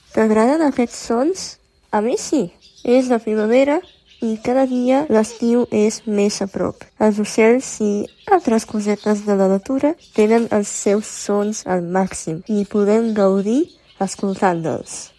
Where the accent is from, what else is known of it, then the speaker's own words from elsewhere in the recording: Romania; first language Romanian, Serbian; Catalan is a second language; soc de Romania, soc romanesa. Soc estudiant de filologia. Les meves llengües maternes són el romanès i el serbi.